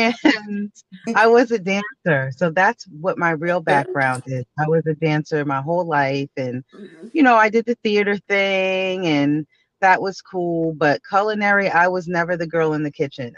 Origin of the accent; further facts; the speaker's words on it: Plainfield, New Jersey, United States; moved away as an adult; also born or lived in Brooklyn, New York; now in New Jersey, United States; I grew up in Plainfield, New Jersey.